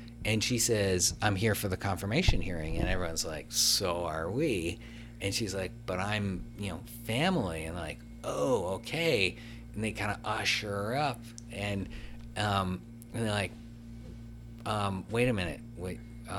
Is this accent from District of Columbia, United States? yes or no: yes; Washington, District of Columbia, United States; I'm from the District of Columbia. Kind of hard to do.